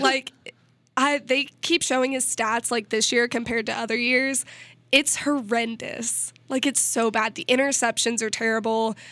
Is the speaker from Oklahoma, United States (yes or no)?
no; Missouri, United States; I'm from Missouri